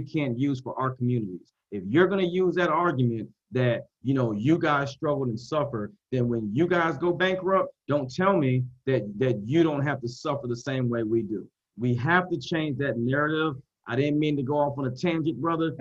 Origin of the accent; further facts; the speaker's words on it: Columbus, Georgia, United States; also born or lived in Boston, Massachusetts; I'm from Boston, right? I was born in Boston, grew up in Columbus, Georgia